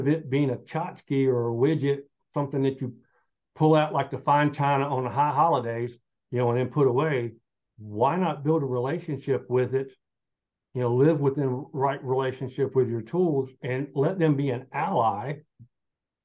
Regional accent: Southern Appalachia, United States; I'm Southern Appalachian. And growing up, everybody had a little smithy

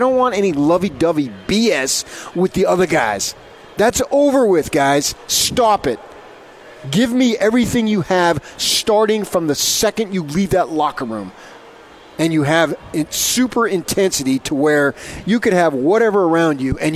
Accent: the East, East Coast, United States; now in Utah, United States; I was born in the East

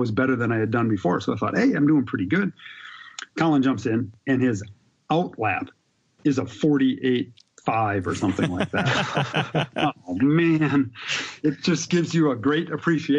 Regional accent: Milwaukee, Wisconsin, United States; born and raised in Wisconsin, in Milwaukee

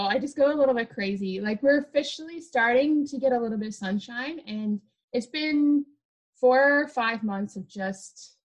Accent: Northern Ireland, United Kingdom; So the first color is green because I'm originally from Northern Ireland.

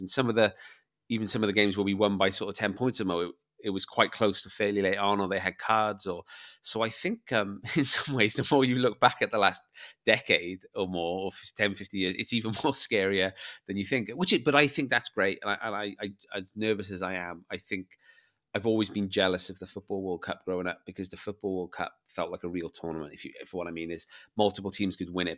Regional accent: Barry, Wales, United Kingdom; I came from Barry and played rugby, my mini rugby team.

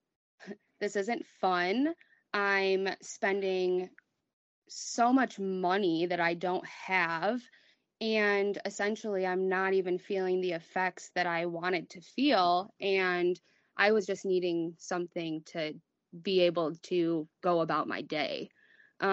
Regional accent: Kalamazoo, Michigan, United States; I'm from Michigan, Kalamazoo

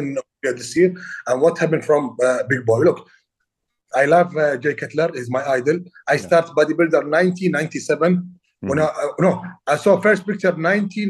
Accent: Kuwait; English is a second language; I'm from Middle East. I'm small, far away, small country, Kuwait.

